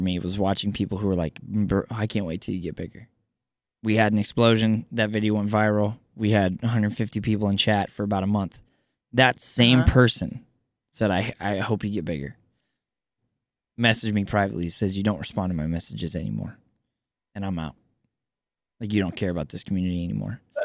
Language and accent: English; Kansas, United States; I grew up in Kansas